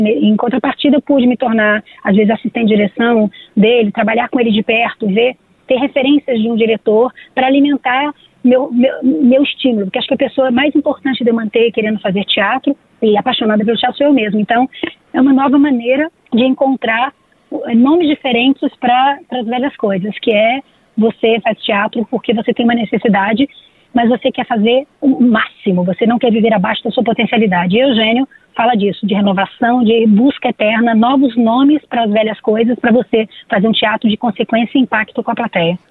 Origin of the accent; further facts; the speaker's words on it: Brazil; nós somos brasileiros